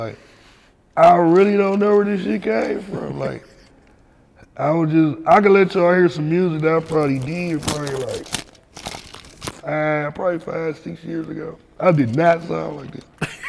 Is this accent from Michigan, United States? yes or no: yes; Flint, Michigan, United States; This nigga came to my hometown, bro. He came to my hood store, man.